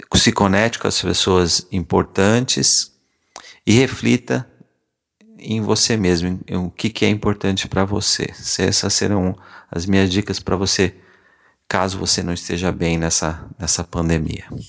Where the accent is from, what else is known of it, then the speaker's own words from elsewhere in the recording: Paraná, Brazil; moved away as an adult; also born or lived in São Paulo / Londrina; now in Maryland, United States; eu nasci e cresci no Paraná